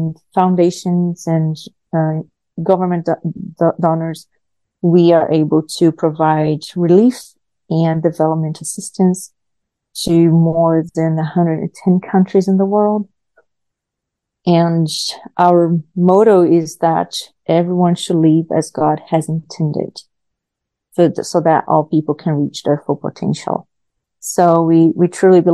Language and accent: English; Brazil; English is a second language; moved away as an adult; also born or lived in Myanmar / Nebraska, United States; I am natural from Brazil. I was born in Brazil. I started my teaching career there, teaching as young as I was 16 years old